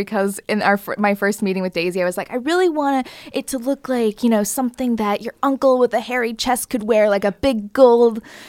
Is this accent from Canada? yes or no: yes; Waterloo, Ontario, Canada; Waterloo, Ontario.